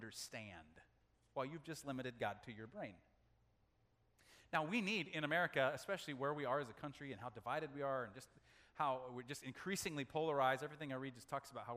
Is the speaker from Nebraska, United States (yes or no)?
yes; Nebraska, United States; As a kid growing up in Nebraska, that's Tornado Alley